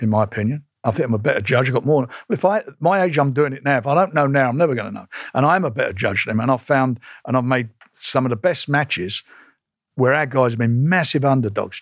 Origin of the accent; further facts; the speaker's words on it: London, United Kingdom; I was born in Islington